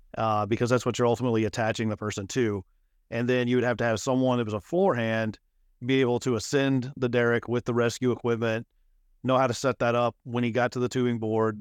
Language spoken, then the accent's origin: English; Midland, Texas, United States; moved away as an adult; also born or lived in Lubbock, Texas; now in Houston, United States; I was born and raised in Midland, Texas